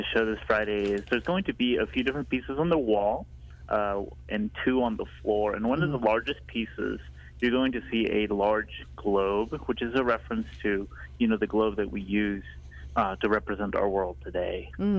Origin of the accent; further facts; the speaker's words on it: Guatemala; now in Kansas City, United States; So much of what's in the work is me moving to America from Guatemala.